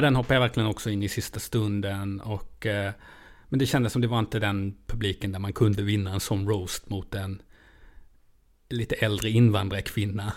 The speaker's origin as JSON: {"language": "Swedish", "town": "Lund", "region": "Skåne", "country": "Sweden", "said": "Jag är ändå från Lund"}